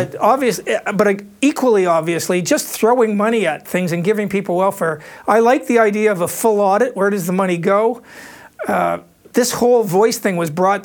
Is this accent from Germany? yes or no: no; Canada; now in Australia; I'm speaking as a Canadian here